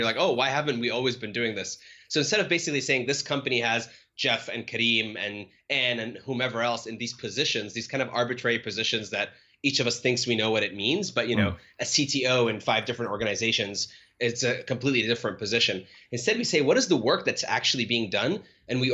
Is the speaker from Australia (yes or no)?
no; Cairo, Cairo Governorate, Egypt; moved away as an adult; now in United States; I was born and raised in Cairo and grew up there for the majority of my life